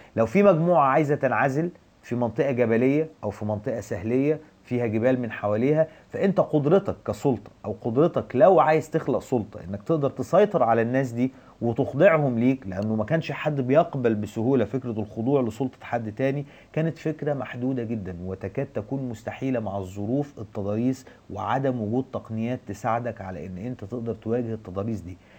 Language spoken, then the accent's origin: Arabic; Egypt; الدولة المصرية